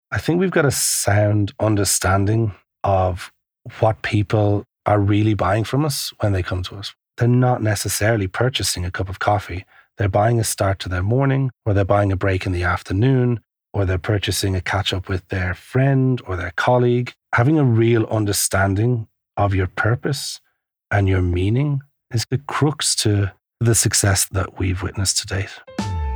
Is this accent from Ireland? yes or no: yes; Ireland; moved away as an adult; also born or lived in Asia / Melbourne, Australia; now in London, United Kingdom; I'm from Ireland